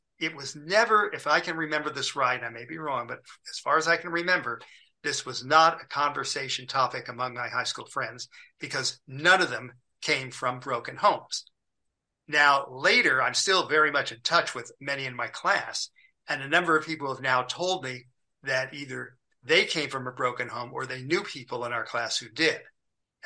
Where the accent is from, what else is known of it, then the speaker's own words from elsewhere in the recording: Beverly Hills, California, United States; also born or lived in New York; Beverly Hills where I lived.